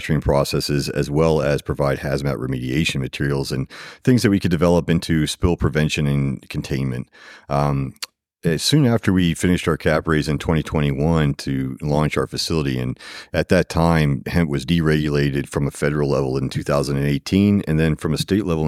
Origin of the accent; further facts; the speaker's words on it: Katy, Texas, United States; I'm from Houston, Katy specifically, born and raised. I went to Katy High School